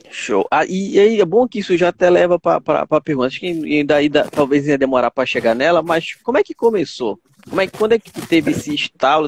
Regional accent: Pará, Brazil; eu sou, eu sou do Pará

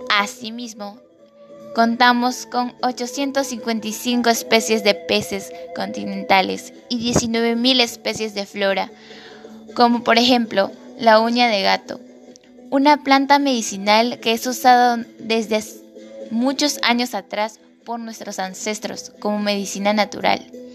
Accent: Peru; me siento orgullosa, dichosa, bendecida y feliz de ser peruana

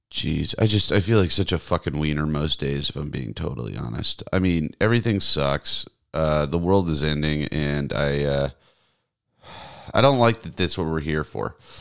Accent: the South, United States; moved away; I grew up in the South. We didn't get snow.

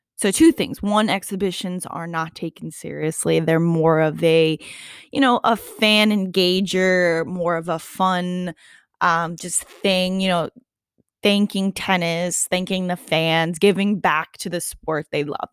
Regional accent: New York, United States; I'm a New Yorker, nothing less

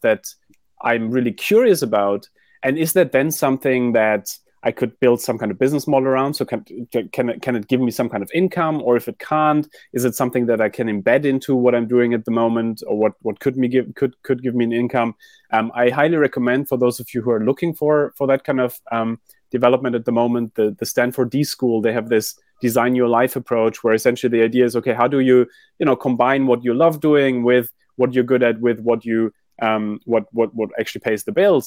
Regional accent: Germany; moved away; also born or lived in London / New York; I grew up in Germany

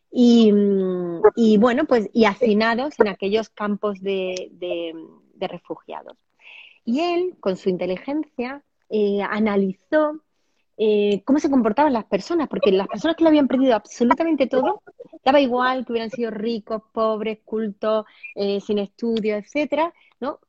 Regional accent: Andalusia, Spain; yo soy andaluza

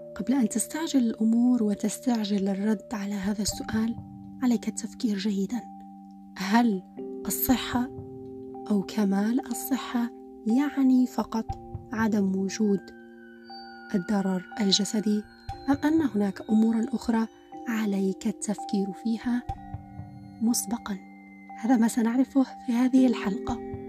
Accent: Algeria; عندنا في الجزائر

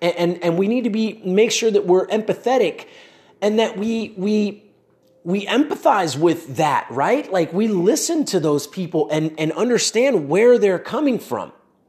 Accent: United States; born there; Like I was born in the United States, but we both had the same amount of opportunities.

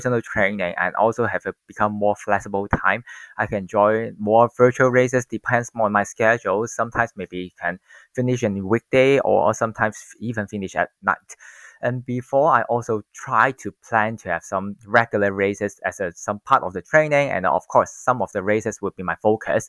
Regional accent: Hong Kong; I'm born and raised in Hong Kong and now 30 years old

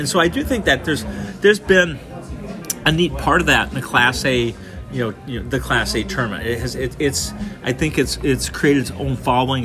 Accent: Wayzata, Minnesota, United States; remember growing up in Wayzata

